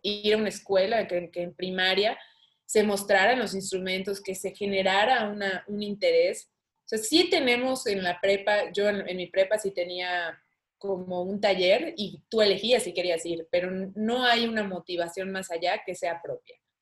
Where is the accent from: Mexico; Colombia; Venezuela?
Mexico; aquí en México